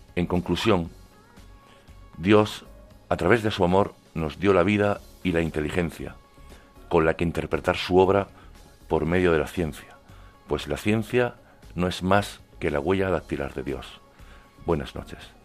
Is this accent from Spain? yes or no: yes; Cuevas del Almanzora, Andalusia, Spain; moved away as an adult; now in Puerto Rico; Aunque soy de Cuevas de Almanzora, en Almería, llevo ya algunos años desempeñando mi trabajo en Puerto Rico.